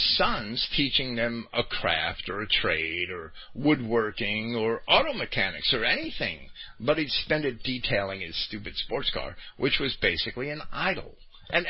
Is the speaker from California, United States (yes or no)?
no; Jersey City, New Jersey, United States; When I was a kid, I grew up in Jersey City